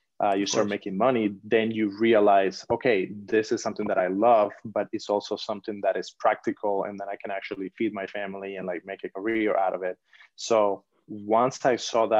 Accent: Cuba; moved away as an adult; now in Los Angeles, United States; I'm originally from Cuba. I'm born and raised in Cuba.

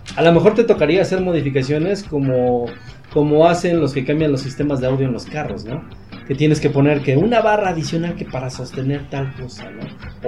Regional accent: Mexico

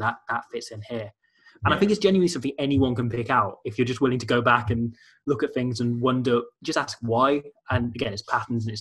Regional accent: Welsh, Wales, United Kingdom; Being Welsh

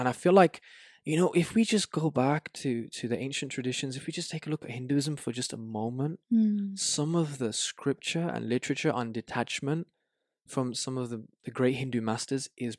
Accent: Tangier, Tanger-Tetouan-Al Hoceima, Morocco; Oh, wow. That's where I'm from. That's where my mom's from.

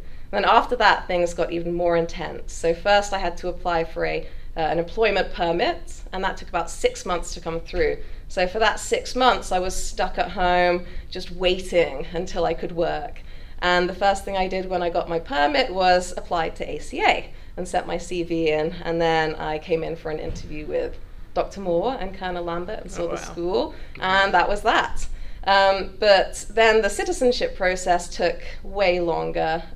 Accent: United Kingdom; moved away as an adult; also born or lived in Liverpool / East Sussex / Devon / London; now in United States; I grew up in England, obviously. I was born in Liverpool, but luckily I only lived there for a year

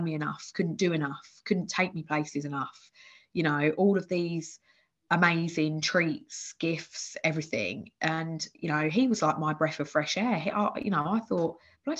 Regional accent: Bedfordshire, East of England, United Kingdom; born or raised there; moved away as an adult; also born or lived in Essex

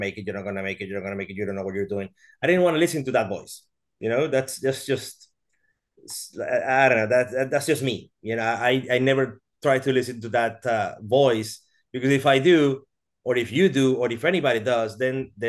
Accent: Venezuela; moved away as an adult; also born or lived in Brazil; I am Venezuelan. I was born in Venezuela.

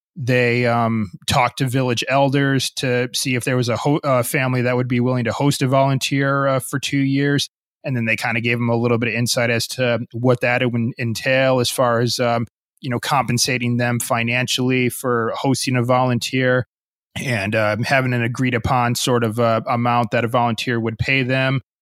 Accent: United States; also born or lived in Gambia / Japan; growing up in a Western uh, country like the United States

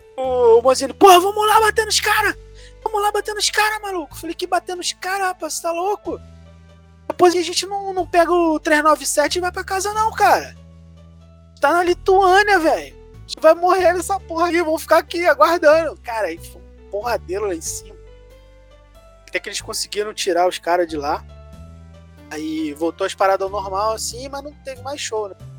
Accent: Brazil; A gente é do Brasil

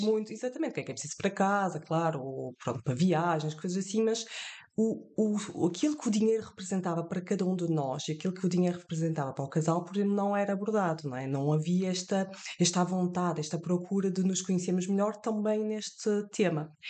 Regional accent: France; moved away; estou de viagem entre França e Portugal eu e os meus pais, eu nasci em França, e uh, todos os anos nós vínhamos de férias a Portugal

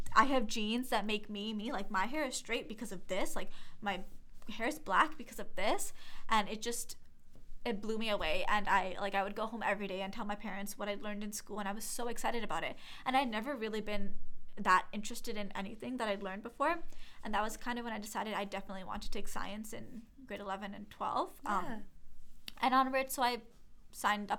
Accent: Toronto, Ontario, Canada; also born or lived in Brampton; I grew up in Toronto and then I moved to Brampton. So I spent half my life in Toronto and half my life in Brampton pretty much.

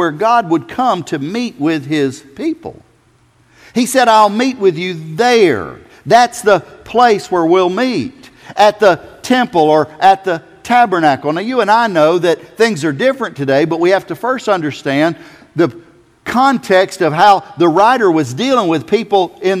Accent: South Carolina, United States; I'm from South Carolina

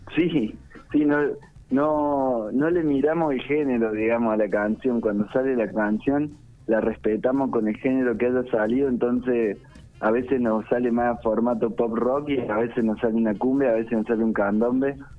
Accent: Córdoba, Argentina; accent: cordobesa tonada; also born or lived in González Chávez, Buenos Aires; nos vinimos a vivir a Córdoba capital porque mi papá tenía un trabajo aquí

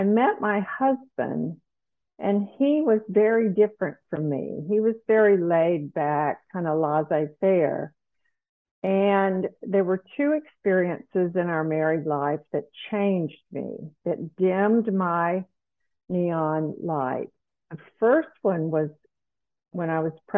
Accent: South Carolina, United States; moved away as an adult; also born or lived in Dallas, Texas; I grew up in South Carolina, a very provincial place to live and grow up.

